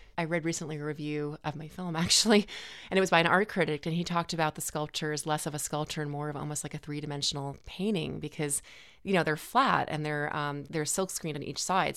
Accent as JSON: {"language": "English", "town": "New York City", "region": "New York", "country": "United States", "tie": "born or raised there", "said": "we had three kids and we were growing up in Manhattan"}